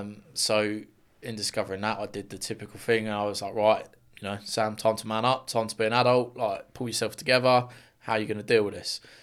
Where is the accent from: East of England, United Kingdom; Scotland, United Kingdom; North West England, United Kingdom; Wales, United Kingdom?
East of England, United Kingdom; Luton; I'm from Luton originally. Well, still am. Um, Luxuriant born and bred